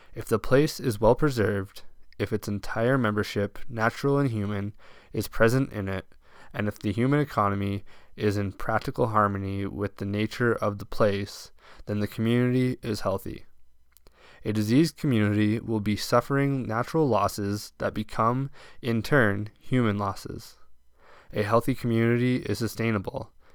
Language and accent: English; Bonnyville, Alberta, Canada; now in Crowsnest Pass, Canada; that I grew up seeing in Bonneville quite regularly